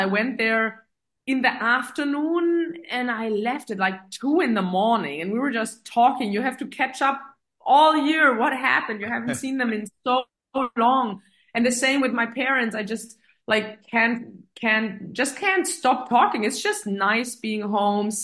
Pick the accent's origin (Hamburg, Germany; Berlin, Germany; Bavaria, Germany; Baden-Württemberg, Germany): Baden-Württemberg, Germany; Metzingen; English is a second language; also born or lived in Filderstadt, Germany / Saudi Arabia; now in Stuttgart, Germany; my hometown is Metzingen, which is known for Hugo Boss and the outlet city. And that's about, 30 minutes down south of Stuttgart.